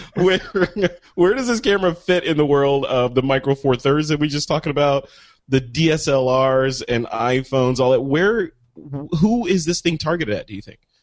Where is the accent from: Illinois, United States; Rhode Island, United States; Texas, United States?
Illinois, United States; moved away; Illinois, my home state